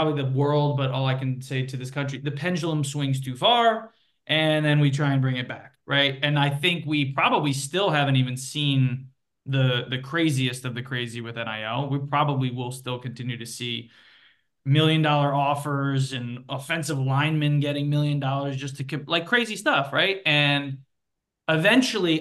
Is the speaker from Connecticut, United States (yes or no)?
yes; Connecticut, United States; moved away; It was part of the ethos of growing up in Connecticut